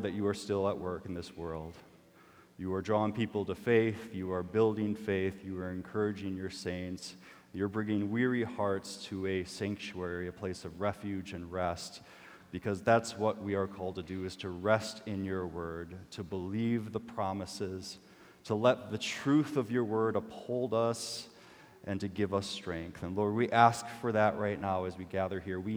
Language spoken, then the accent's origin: English; Minnesota, United States; I'm Minnesotan